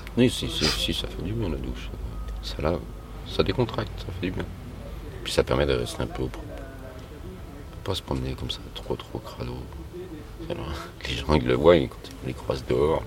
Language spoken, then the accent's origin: French; Lyon, Auvergne-Rhône-Alpes, France; la base je suis de Lyon.